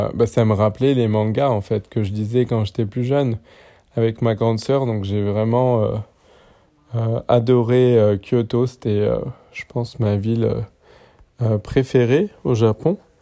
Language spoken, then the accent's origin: French; French Polynesia; moved away; also born or lived in Paris, France; moi j'ai grandi à Tahiti